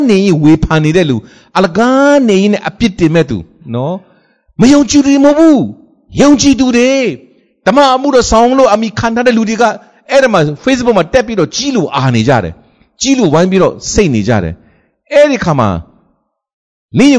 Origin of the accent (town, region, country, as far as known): Myanmar